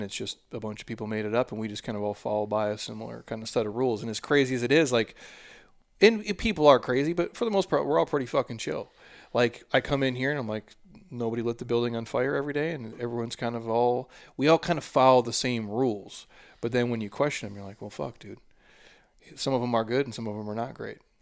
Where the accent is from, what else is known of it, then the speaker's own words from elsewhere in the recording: Minnesota, United States; I'm from Minnesota